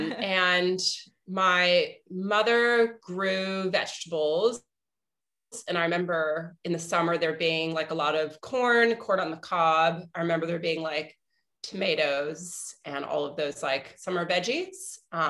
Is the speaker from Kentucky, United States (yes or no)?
no; Arlington, Virginia, United States; moved away; also born or lived in New York; I grew up in Arlington, Virginia